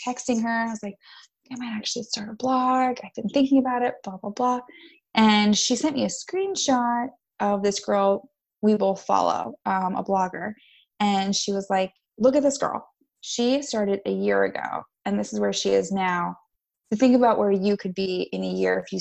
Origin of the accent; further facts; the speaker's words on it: the Poconos, Northeast Pennsylvania, United States; moved away as an adult; now in Philadelphia, United States; I grew up in the Northeast PA in the Poconos